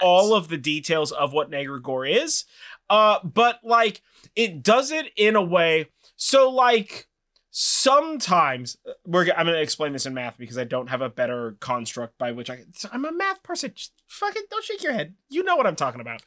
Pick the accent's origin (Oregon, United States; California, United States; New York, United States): California, United States; Sonoma; now in Monte Rio, United States; I grew up in Sonoma.